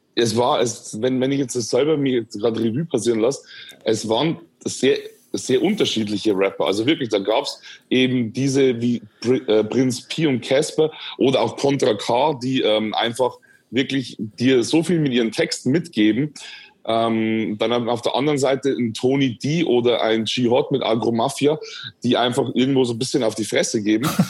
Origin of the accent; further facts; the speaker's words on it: Schwandorf, Bavaria, Germany; ich bin aufgewachsen und geboren in Schwandorf in Bayern in der Oberpfalz